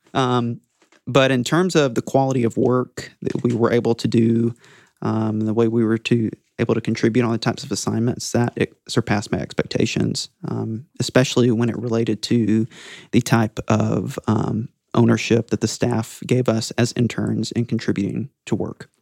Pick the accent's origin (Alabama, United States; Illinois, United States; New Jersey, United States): Alabama, United States; Auburn; I'm from Auburn, Alabama